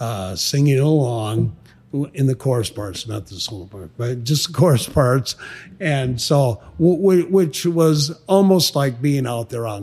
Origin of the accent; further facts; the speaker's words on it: Sioux Falls, South Dakota, United States; I'm from Sioux Falls, South Dakota. It's my hometown.